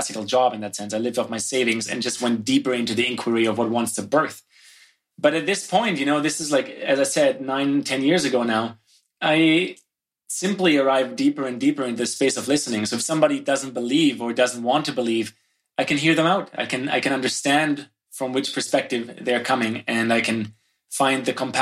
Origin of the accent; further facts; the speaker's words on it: Germany; moved away as an adult; now in Canada; I grew up in Germany